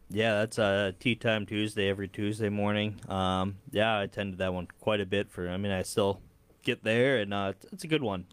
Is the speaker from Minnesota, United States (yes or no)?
yes; Dilworth, Minnesota, United States; moved away as an adult; now in Fargo, United States; I grew up in the area, um, Dilworth and then moved to Fargo for college and stayed on the side of the river.